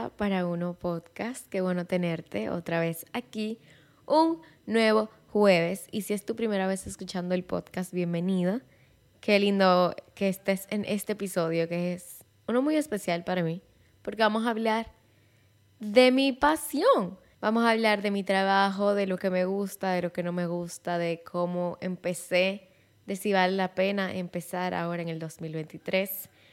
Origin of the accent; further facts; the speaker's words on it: Santiago de los Caballeros, Santiago, Dominican Republic; first language Spanish; yo soy dominicana de Santiago de los Caballeros